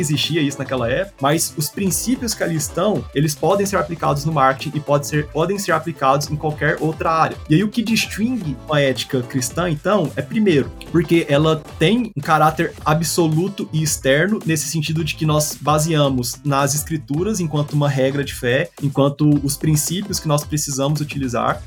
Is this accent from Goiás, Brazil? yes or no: yes; Goiânia, Goiás, Brazil; eu sou daqui de Goiânia, desse lugar que eu amo